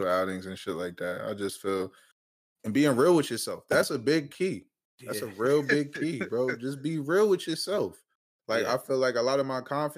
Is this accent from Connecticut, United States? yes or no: no; Harrisburg, Pennsylvania, United States; moved away as an adult; now in Philadelphia, United States; I'm from Harrisburg, Pennsylvania. I live in Philly now.